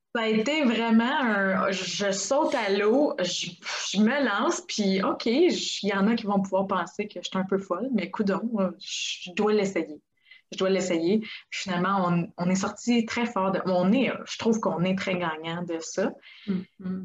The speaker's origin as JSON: {"language": "French", "region": "Quebec", "country": "Canada", "tie": "born or raised there", "moved": "as an adult", "lives_now": "Czech Republic", "said": "j'ai grandi euh, au Québec"}